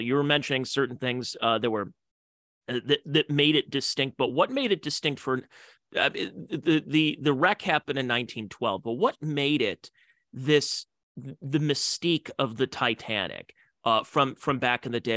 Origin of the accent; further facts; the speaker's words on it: Cleveland, Ohio, United States; I'm from Cleveland, Ohio